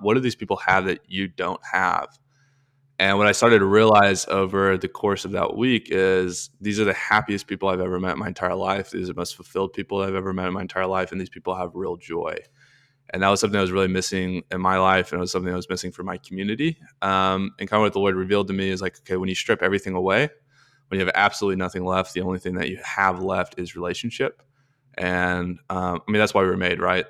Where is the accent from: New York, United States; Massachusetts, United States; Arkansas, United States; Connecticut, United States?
Arkansas, United States; moved away; I'm from Arkansas originally, went to the University of Arkansas